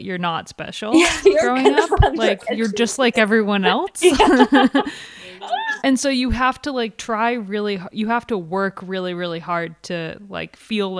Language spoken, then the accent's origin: English; United States; I can identify growing up in the US.